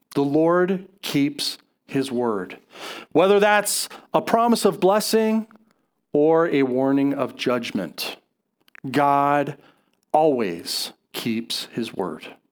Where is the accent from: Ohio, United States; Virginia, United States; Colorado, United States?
Colorado, United States; I grew up, I grew up in Colorado